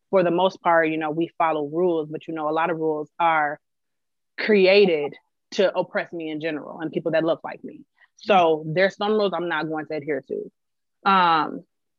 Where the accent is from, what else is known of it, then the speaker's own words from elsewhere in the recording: Minneapolis, Minnesota, United States; I'm from Minneapolis.